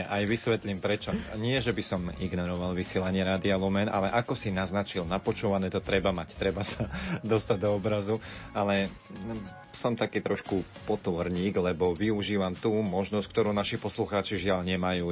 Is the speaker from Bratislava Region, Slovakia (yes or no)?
no; Horehronie, Banská Bystrica Region, Slovakia; now in Banská Bystrica, Slovakia; ja som rodak z Horehronia